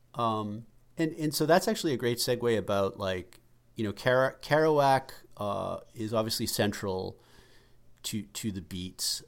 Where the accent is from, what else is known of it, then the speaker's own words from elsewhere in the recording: Massachusetts, United States; We grew up in Massachusetts